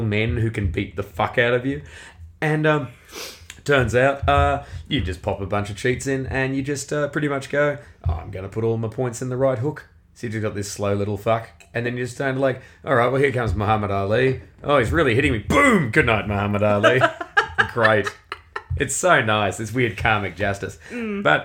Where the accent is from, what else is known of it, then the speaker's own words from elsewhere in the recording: Australia; I'm from Australia